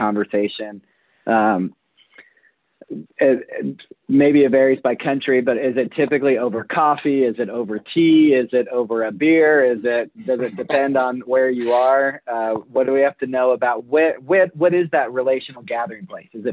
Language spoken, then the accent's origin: English; United States